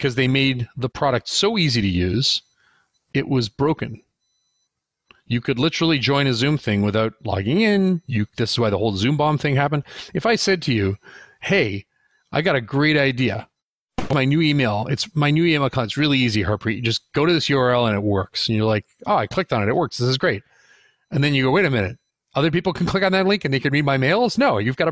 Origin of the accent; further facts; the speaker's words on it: Canada; also born or lived in United States; I'm Canadian